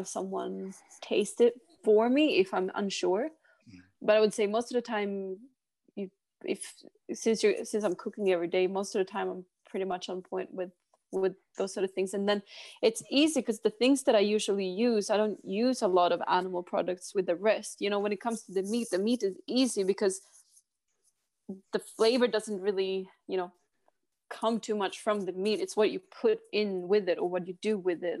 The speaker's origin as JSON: {"language": "English", "town": "Arvidsjaur", "region": "Norrbotten County", "country": "Sweden", "tie": "born or raised there", "also_born_or_lived": "Torrevieja, Spain / Stockholm, Sweden", "first_language": "Swedish", "second_language": "English", "moved": "as an adult", "lives_now": "Tonga", "said": "I grew up in Arvidsjaur, up in Sweden until I was 11. And then my whole entire family, we moved to Spain when I was 11 to 14. So we lived there for 3 years. Mm. And then after that, we moved back to Stockholm"}